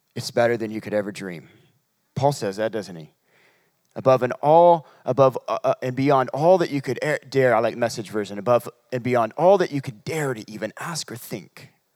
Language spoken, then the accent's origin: English; Humboldt County, California, United States; moved away; we're from, uh, Humboldt County. It's near Reading, about three hours away